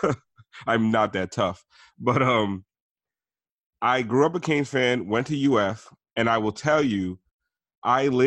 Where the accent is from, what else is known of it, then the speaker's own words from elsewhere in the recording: Miami, Florida, United States; I grew up in Miami